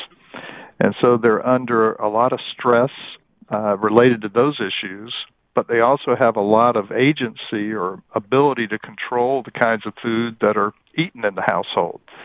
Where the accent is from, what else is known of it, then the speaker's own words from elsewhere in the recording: North Carolina, United States; I grew up in North Carolina